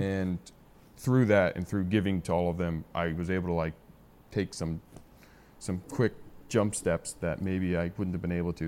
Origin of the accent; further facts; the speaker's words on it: San Diego, California, United States; also born or lived in Arizona; San Diego, Scripps Ranch for, uh, high school. And family's been here, been here born and raised